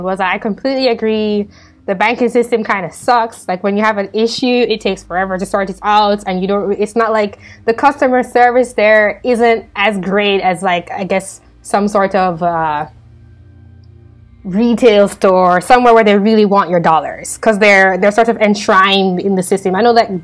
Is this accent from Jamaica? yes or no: yes; Jamaica; moved away as an adult; now in United States; my experience growing up in Jamaica